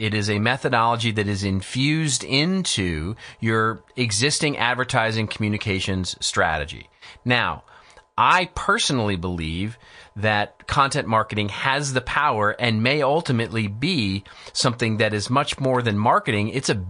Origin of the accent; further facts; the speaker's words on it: Texas, United States; I grew up in Texas. And so I grew up on ranches and with cowboys and with, you know, that sort of mentality. I mean, I grew up in the country